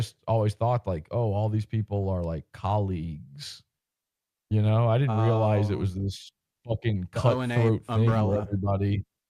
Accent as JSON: {"language": "English", "region": "East Coast", "country": "United States", "tie": "born or raised there", "said": "And because I grew up on the East Coast, I was listening to it a day after that."}